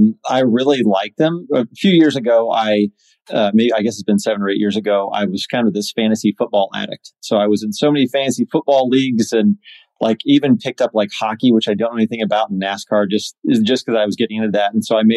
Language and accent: English; Indiana, United States; and I'm from Indiana. So you just speak English with a little bit, with like no accent, you know, like that's what you go to Indiana because no one has an accent there.